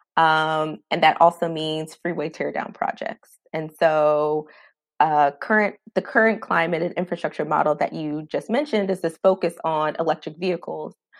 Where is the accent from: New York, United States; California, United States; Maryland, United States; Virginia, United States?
Maryland, United States; now in Washington, D.C., United States; I'm originally from Maryland